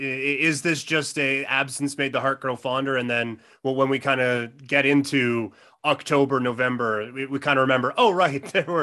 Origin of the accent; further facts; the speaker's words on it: Saskatchewan, Canada; I grew up in Saskatchewan.